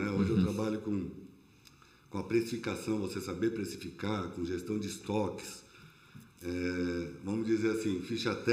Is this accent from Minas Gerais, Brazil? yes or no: no; São Paulo, Brazil; now in Blumenau, Brazil; eu sou de São Paulo.